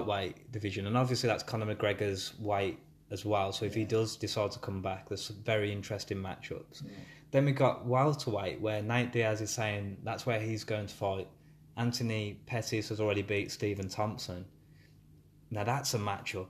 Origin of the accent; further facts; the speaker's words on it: Birmingham, West Midlands, United Kingdom; accent: Brummie; I'm a Brummie accent